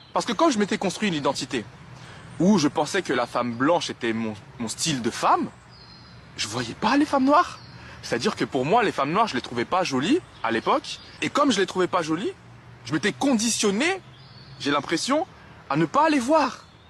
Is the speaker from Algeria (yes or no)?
no; France; je suis né en France. J'ai fait toute ma scolarité dans le privé